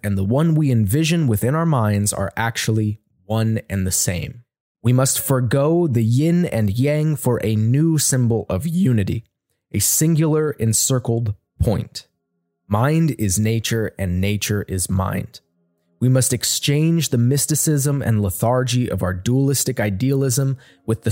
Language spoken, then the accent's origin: English; United States; my home country of the United States